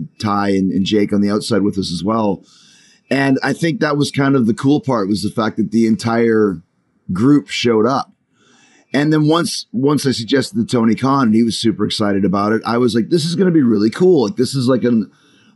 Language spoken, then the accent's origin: English; Canada; when I grew up, we had all the BBC shows on CBC